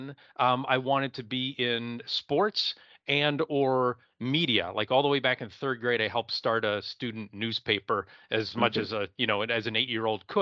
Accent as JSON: {"language": "English", "town": "Erie", "region": "Pennsylvania", "country": "United States", "said": "I'm originally from Erie, Pennsylvania. That's Northwest PA, right on Lake Erie"}